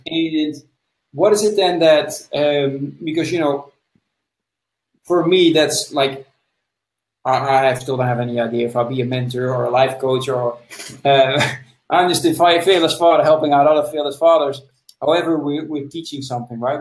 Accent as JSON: {"language": "English", "country": "Netherlands", "said": "I'm from the Netherlands"}